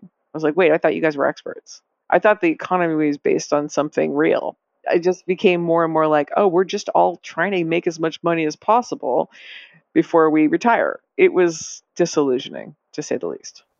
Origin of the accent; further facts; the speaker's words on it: Lexington, Massachusetts, United States; I grew up in Lexington, Massachusetts